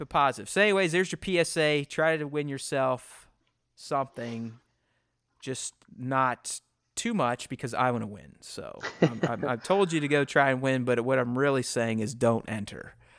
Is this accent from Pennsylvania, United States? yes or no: yes; Pittsburgh, Pennsylvania, United States; We grew up together in Pittsburgh